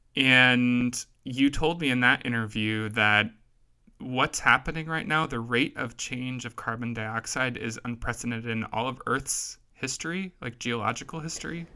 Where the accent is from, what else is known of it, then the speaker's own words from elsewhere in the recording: Kansas, United States; I grew up in Kansas, where that's pretty much all there is